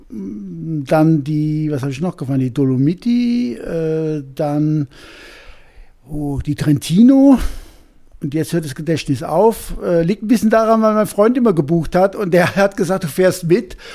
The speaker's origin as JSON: {"language": "German", "town": "Cologne", "region": "North Rhine-Westphalia", "country": "Germany", "said": "komme aus Köln"}